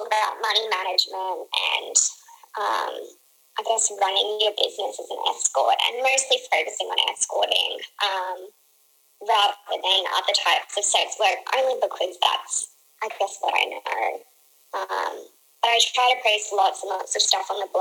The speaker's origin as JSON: {"language": "English", "country": "Australia", "said": "I'm Australian"}